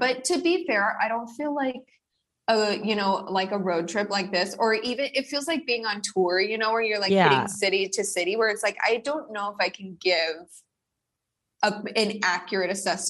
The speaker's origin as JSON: {"language": "English", "region": "Arizona", "country": "United States", "tie": "born or raised there", "moved": "yes", "said": "I am such a little Southwest girly. As you know, I grew up in Arizona."}